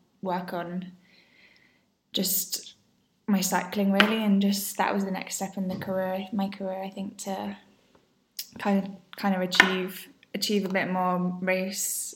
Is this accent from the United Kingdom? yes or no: yes; England, United Kingdom; moved away as an adult; now in Girona, Spain; I am from England, and I live in Girona